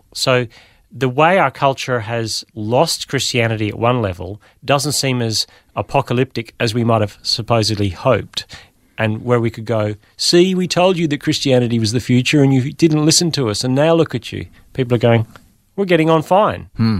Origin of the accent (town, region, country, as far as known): Australia; born or raised there; also born or lived in Belfast, Northern Ireland